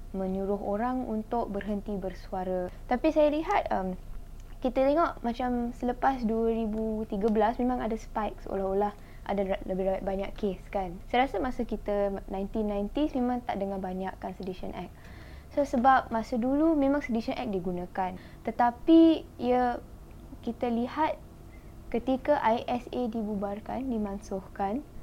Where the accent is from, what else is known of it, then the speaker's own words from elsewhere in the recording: Malaysia; Kita sebagai rakyat Malaysia